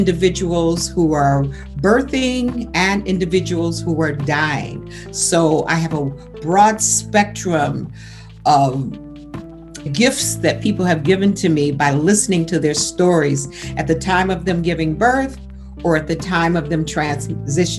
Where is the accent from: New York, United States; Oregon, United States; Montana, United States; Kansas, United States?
New York, United States; Buffalo; also born or lived in Georgia; I was raised in Buffalo, New York, educated in Buffalo, New York, but my roots still remained in Georgia until I was about 12 years old